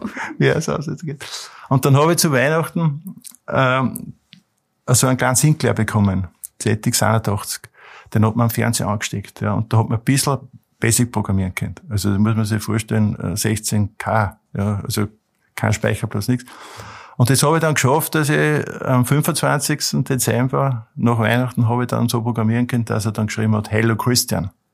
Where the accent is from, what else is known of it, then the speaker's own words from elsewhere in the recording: Mühlviertel, Upper Austria, Austria; durch meine Kindheit im Mühlviertel